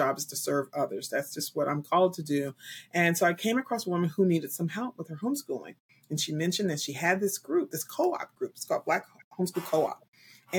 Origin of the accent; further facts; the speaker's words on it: Newark, New Jersey, United States; I'm originally from Newark, New Jersey